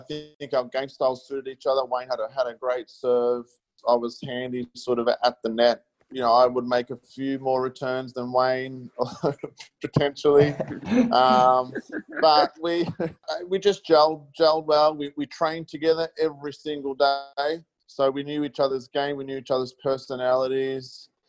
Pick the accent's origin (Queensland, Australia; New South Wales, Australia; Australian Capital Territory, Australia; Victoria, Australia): Victoria, Australia; Melbourne; I grew up in Melbourne and played a lot on early days on undercard.